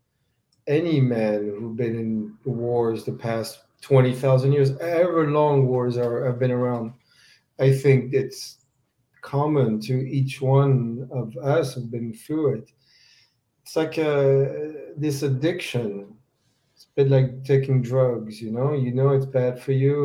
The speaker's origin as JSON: {"language": "English", "country": "France", "tie": "born or raised there", "moved": "yes", "lives_now": "United States", "said": "growing up in France and later in the U.S."}